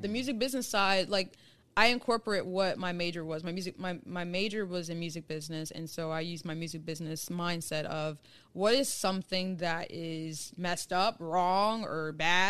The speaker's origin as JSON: {"language": "English", "town": "Cincinnati", "region": "Ohio", "country": "United States", "said": "I'm from Cincinnati, Ohio."}